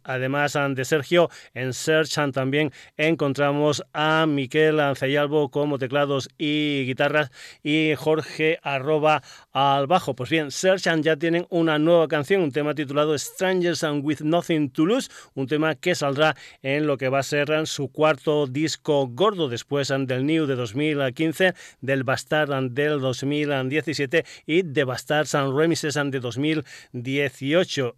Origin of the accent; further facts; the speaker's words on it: Extremadura, Spain; historias de mi tierra